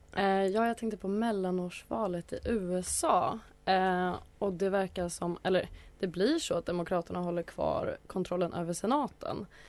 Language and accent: Swedish; Atlingbo, Gotland, Sweden; i Atlingbo socken där jag växte upp.